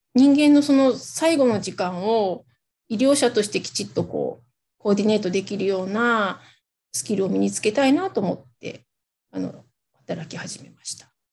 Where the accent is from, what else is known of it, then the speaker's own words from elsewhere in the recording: Hokkaido, Japan; moved away as an adult; 地元に帰るっていうのはもう決めていたので、で、それで地元の北海道に帰ってきて